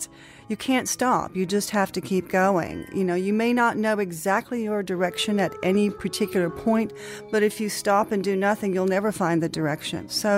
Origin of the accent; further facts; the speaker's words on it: Texas, United States; I came here originally from Texas as a ballet dancer to work for a company called Harkness Ballet